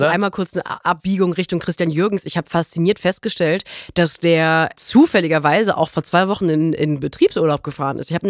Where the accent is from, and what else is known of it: North Rhine-Westphalia, Germany